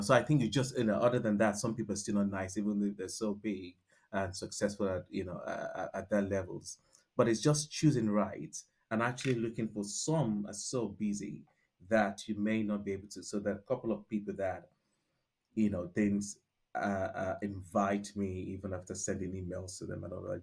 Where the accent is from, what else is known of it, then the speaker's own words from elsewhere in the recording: Nigeria; accent: Nigerian; moved away as an adult; also born or lived in United Kingdom; now in London, United Kingdom; born and bred in Nigeria